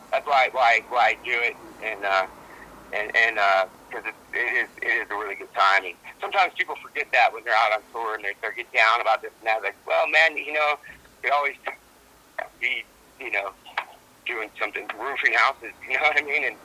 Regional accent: United States; I'm from America

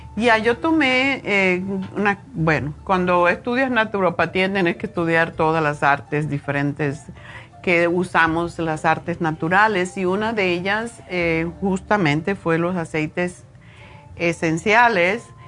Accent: Cuba; moved away as an adult; also born or lived in Los Angeles; me fui de Cuba

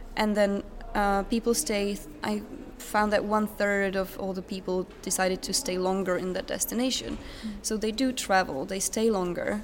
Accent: Otěchov, south of Brno, South Moravian Region, Czechia; also born or lived in England / Norway; now in Sweden; I come from a tiny village called Otěchov. Uh, it's south of Brno

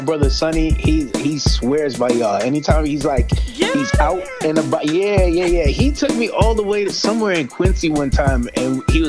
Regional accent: Jamaica; also born or lived in Boston, United States; I was born right here in Boston, Beth Israel Hospital. But then they sent me to live with my grandparents for a while. And that's like straight up Jamaica, like country.

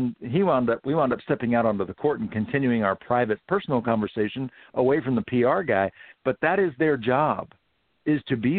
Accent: Houston, Texas, United States; I grew up in Houston.

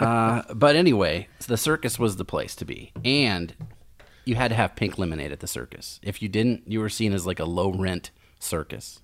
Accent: Lincoln, Nebraska, United States; now in Omaha, United States; I'm from Lincoln

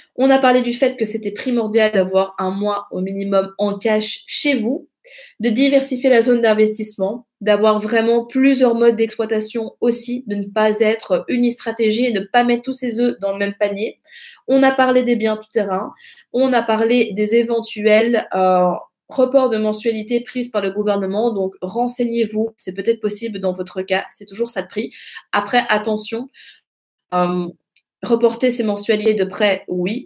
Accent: Belgium; chez nous en Belgique

